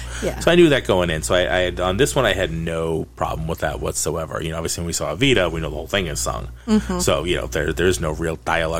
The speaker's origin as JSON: {"language": "English", "town": "Boston", "region": "Massachusetts", "country": "United States", "said": "I'm from Boston, but not Boston proper. Like, I didn't grow up in South or anything like that, so I don't have a Boston accent, per se."}